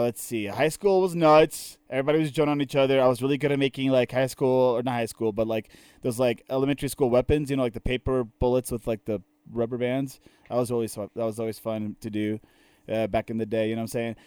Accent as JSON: {"language": "English", "region": "Maryland", "country": "United States", "tie": "born or raised there", "also_born_or_lived": "Nicaragua", "moved": "yes", "said": "living in Maryland for my entire life, right? Like, I was born in Maryland"}